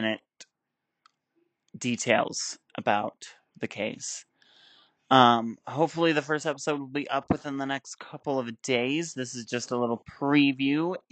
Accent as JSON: {"language": "English", "town": "Aurora", "region": "Colorado", "country": "United States", "said": "I'm from Aurora, Colorado"}